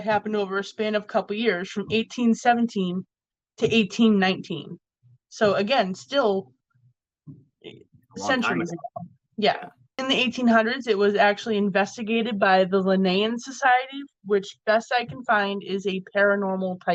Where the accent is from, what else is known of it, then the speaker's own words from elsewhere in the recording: Massachusetts, United States; my home state.